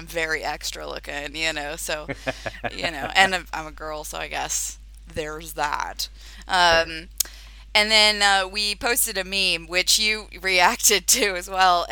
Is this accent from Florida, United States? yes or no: yes; Florida, United States; now in London, United Kingdom; my hometown in Florida